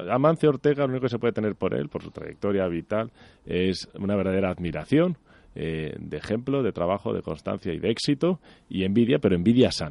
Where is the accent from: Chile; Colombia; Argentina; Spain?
Spain; Galicia; Yo creo que de una manera muy acertada, como español y como gallego, eh, pues ha donado los equipos